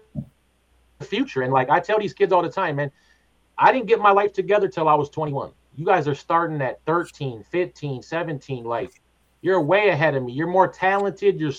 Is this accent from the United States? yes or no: yes; Twin Cities, Minnesota, United States; I grew up in the Twin Cities and I was a club kid for a long time